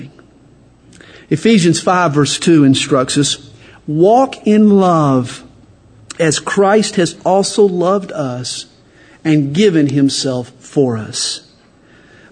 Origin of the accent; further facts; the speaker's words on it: the South, United States; accent: Southern; I'm from the South. I just open my mouth. And my accent gives me away